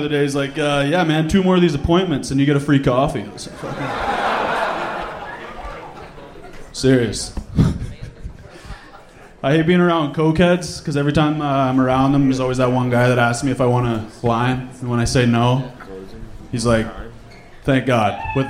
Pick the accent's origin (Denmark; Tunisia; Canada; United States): Canada; small town just north of here, Canada. No, a small town comes with small town problems. You know, like in my hometown, we didn't have to worry about COVID.